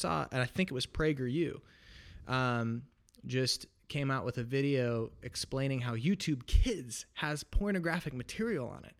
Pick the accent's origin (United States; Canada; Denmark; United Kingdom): United States; Portland, Oregon; I was born and raised in Portland, Oregon